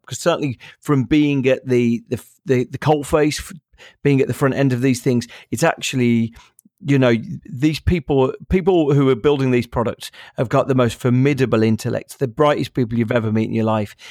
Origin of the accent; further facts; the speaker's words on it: Birmingham, West Midlands, United Kingdom; I'm from Birmingham, which is the second biggest city in the country.